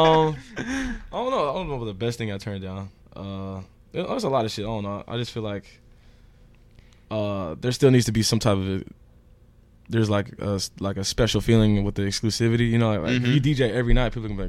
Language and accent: English; Houston, Texas, United States; moved away; also born or lived in New Jersey; we're all from Houston